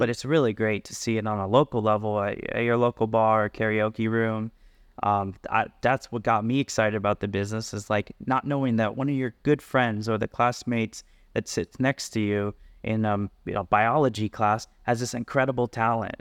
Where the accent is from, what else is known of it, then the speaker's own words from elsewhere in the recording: South Florida, United States; moved away as an adult; also born or lived in Berkeley, California; now in Las Vegas, United States; I grew up in South Florida